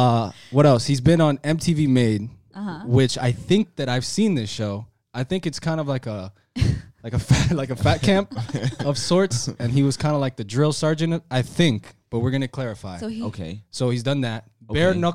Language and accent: English; Miami, Florida, United States; Born and raised here too, man. Been here my whole life.